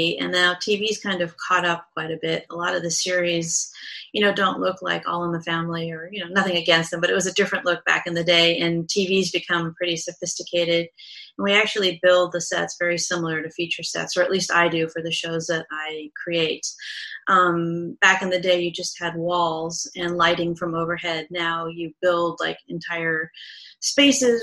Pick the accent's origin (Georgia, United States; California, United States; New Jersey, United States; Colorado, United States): California, United States; Southern; I grew up in Southern California